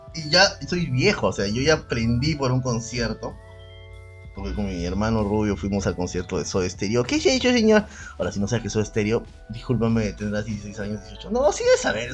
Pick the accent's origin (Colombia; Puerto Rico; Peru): Peru; en el Perú arrastramos mucho como trauma hasta ahora eh, el racismo